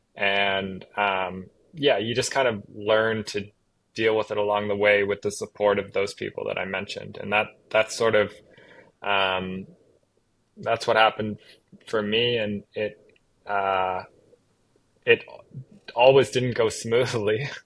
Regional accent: Halifax, Nova Scotia, Canada; I'm Canadian. I grew up on the east coast of Canada in um, a small province called Nova Scotia. Uh, grew up just outside the capital city of that province, Halifax

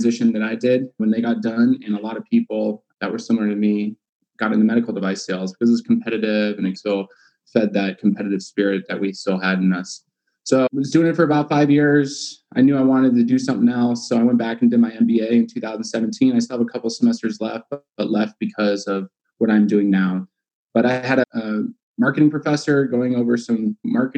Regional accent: California, United States; also born or lived in Arizona; We grew up in California

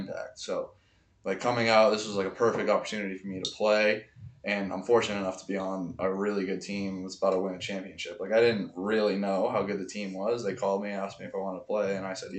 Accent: Boston, Massachusetts, United States; I'm from Boston

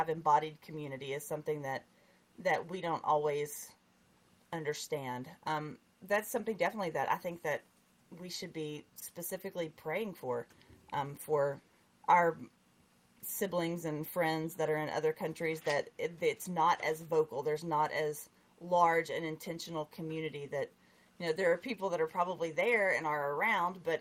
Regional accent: United States; growing up in the United States in the 90s

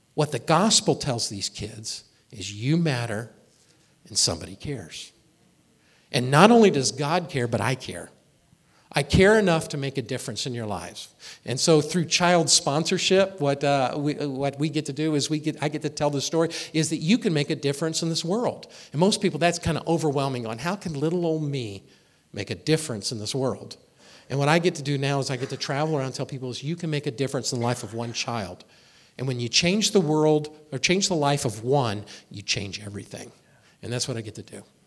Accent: Indianapolis, Indiana, United States; moved away as an adult; also born or lived in Springfield, Missouri; I grew up in Indianapolis, Indiana

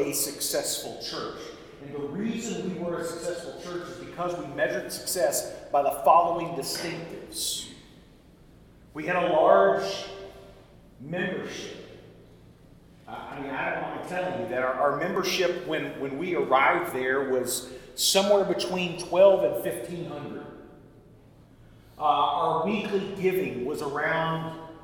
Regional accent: Tennessee, United States; now in Dallas, United States; our family farm in the middle of Tennessee

